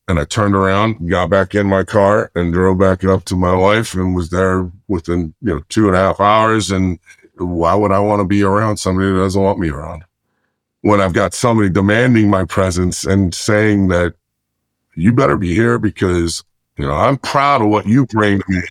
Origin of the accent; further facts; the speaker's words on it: Lancaster County, Pennsylvania, United States; moved away as an adult; also born or lived in Chicago, Illinois / Florida; I'm originally from Chicago, and went to, uh, Pennsylvania and did middle school, high school and college